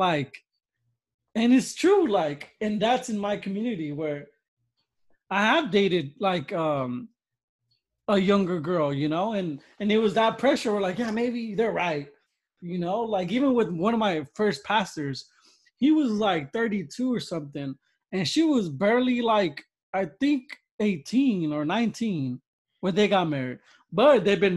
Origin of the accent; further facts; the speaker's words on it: United States; America's my country. I'm American